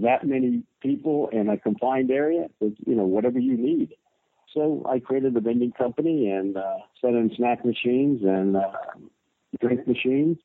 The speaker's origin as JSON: {"language": "English", "region": "North Carolina", "country": "United States", "tie": "born or raised there", "moved": "yes", "said": "I was born in North Carolina, and then I traveled all over the countryside and many parts of the world"}